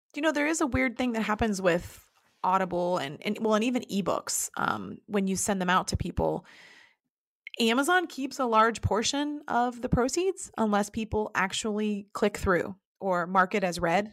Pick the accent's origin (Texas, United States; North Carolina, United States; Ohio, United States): Ohio, United States; Dayton; also born or lived in Marion, Ohio / Painesville, Ohio / Cincinnati, Ohio; now in Loveland, United States; I grew up in Dayton, Ohio, and moved to Marion, Ohio.